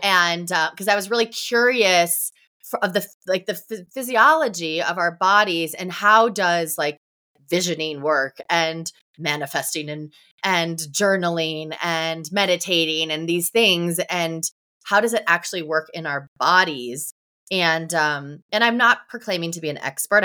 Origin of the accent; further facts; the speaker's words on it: Ohio, United States; moved away as an adult; also born or lived in Tampa, Florida; I grew up in Ohio, and I went to college at the University of Tampa